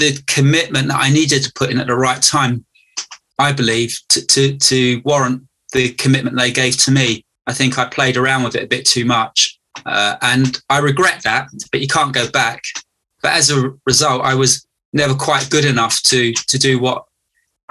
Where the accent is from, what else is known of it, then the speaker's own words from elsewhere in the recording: London, United Kingdom; I was brought up in London, South London